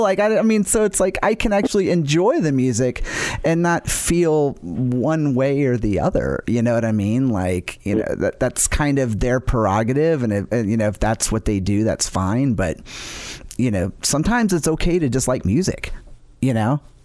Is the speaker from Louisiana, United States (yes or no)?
yes; New Orleans, Louisiana, United States; I grew up in New Orleans